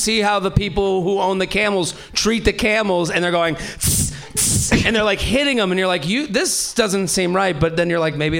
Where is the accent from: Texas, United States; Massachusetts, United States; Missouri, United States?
Massachusetts, United States; Needham; moved away as an adult; also born or lived in Pennsylvania; now in New York, United States; Needham. Anyone know Needham? I'm from there.